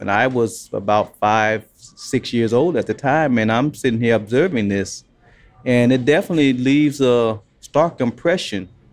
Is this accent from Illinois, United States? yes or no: yes; Chicago, Illinois, United States; also born or lived in Alabama; as a kid growing up in Chicago, we always went to the White Sox game